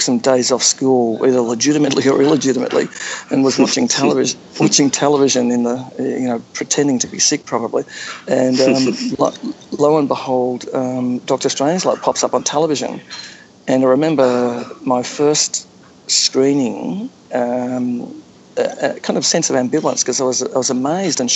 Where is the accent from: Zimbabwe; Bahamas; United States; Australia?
Australia; I grew up in Australia as a Cold War kid, growing up in the 1960s